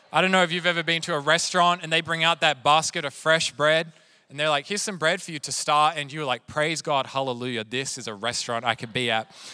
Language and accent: English; Sydney, New South Wales, Australia; now in Wilmington, United States; I grew up in Sydney, which is also known for its seafood